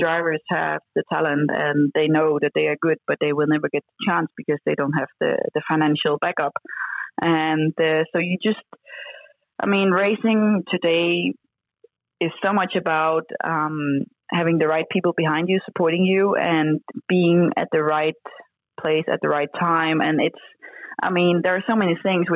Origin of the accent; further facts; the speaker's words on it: Denmark; I came from Denmark